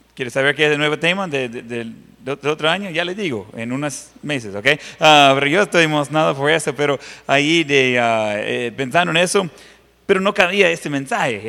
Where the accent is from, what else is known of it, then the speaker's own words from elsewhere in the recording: Ohio, United States; Spanish is a second language; moved away; la finca donde yo crecí, en Ohio.